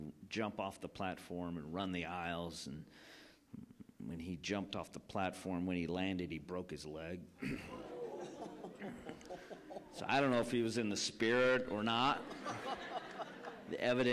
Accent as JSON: {"language": "English", "town": "Rockford", "region": "Illinois", "country": "United States", "tie": "born or raised there", "also_born_or_lived": "Columbia, South Carolina", "said": "I was born in South Carolina. My parents were church planters in Columbia, South Carolina. That's where I was born. But when I was three, we moved to Rockford, Illinois"}